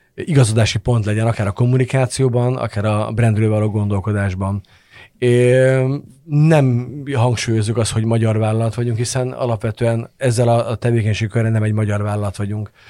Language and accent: Hungarian; Hungary; magyarként hazai pályán vagyok